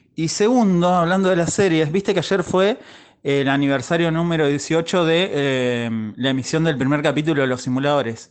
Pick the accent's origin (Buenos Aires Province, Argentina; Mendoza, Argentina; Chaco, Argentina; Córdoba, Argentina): Buenos Aires Province, Argentina; Necochea; Nosotros somos de Necochea y en Necochea hay playas